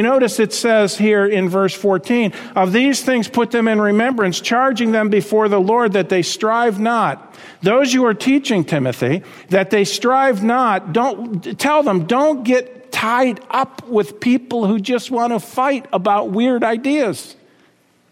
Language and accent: English; United States; We were raised in America